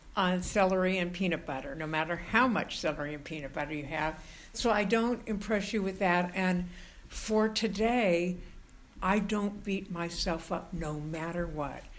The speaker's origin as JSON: {"language": "English", "region": "Southern California", "country": "United States", "tie": "born or raised there", "moved": "as an adult", "lives_now": "San Francisco, United States", "said": "I was born in Southern California and I knew I did not belong there"}